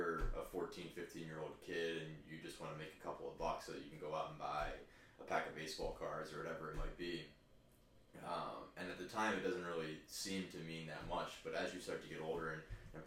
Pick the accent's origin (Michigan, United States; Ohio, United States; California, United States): Ohio, United States; Columbus; also born or lived in Cleveland, Ohio; I grew up in Columbus, Ohio. I was actually born in Cleveland, but grew up in Columbus. Lived in the same house my entire life until I went to college